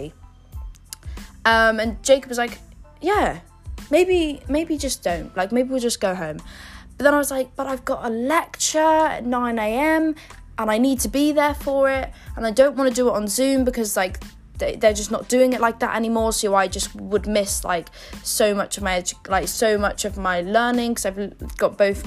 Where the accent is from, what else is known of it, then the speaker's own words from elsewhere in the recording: Yeovil, South West England, United Kingdom; moved away as an adult; now in London, United Kingdom; I travel to and from Yeovil relatively often